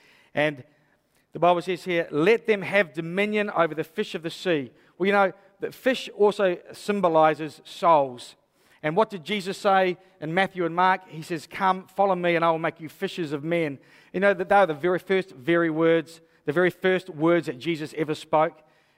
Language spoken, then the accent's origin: English; Hastings, South East England, United Kingdom; I was brought up in Hastings. I brought up through the 80s. I know what it's like to be a youth here.